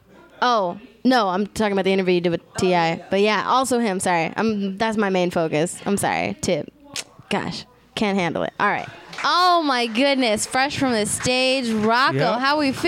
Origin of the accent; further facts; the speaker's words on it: Riverside, California, United States; also born or lived in Los Angeles (between Ladera and Culver City); now in Los Angeles, United States; I'm from Riverside, but I live out here in the jungle between.